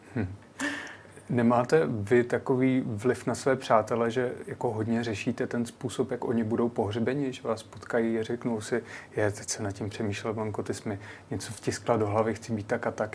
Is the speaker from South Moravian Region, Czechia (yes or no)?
yes; native village near Znojmo, South Moravian Region, Czechia; moji rodnou Vízku z Nojmo